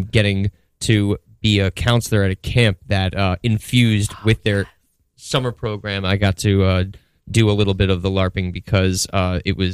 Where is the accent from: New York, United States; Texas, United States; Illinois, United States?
New York, United States; Woodstock; I grew up in Woodstock, New York